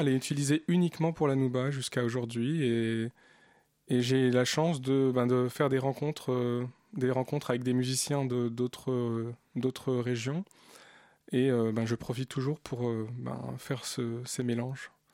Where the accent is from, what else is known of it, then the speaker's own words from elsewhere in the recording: Bourges, Centre-Val de Loire, France; also born or lived in Algiers, Algeria / Paris, France; Je, suis né en Algérie mais j'ai grandi en France